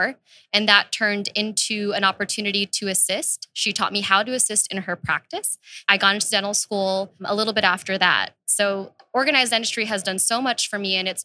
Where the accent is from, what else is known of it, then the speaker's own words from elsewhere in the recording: Houston, Texas, United States; also born or lived in New Jersey; I've lived here for the past 20 years. I was born in New Jersey. So I tell people I'm Jersey born, Texas bred.